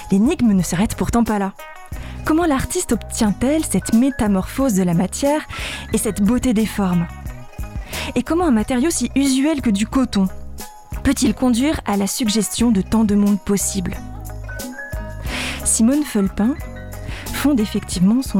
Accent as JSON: {"language": "French", "town": "La Bresse", "region": "Grand Est", "country": "France", "tie": "born or raised there", "said": "je suis originaire des Vosges."}